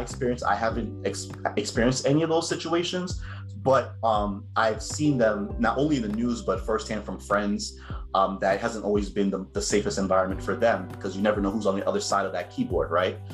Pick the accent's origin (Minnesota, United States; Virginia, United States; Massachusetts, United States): Massachusetts, United States; Cambridge; I was raised in Cambridge, Massachusetts, um, where I spent the most of my life